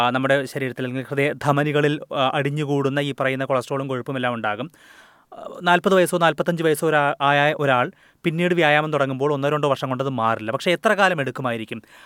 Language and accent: Malayalam; India; moved away as an adult; now in Australia; India പോലുള്ള രാജ്യങ്ങളിൽ ജനിച്ചു വളർന്ന നമ്മളെ പോലുള്ള ഫസ്റ്റ് മൈഗ്രൻസിന്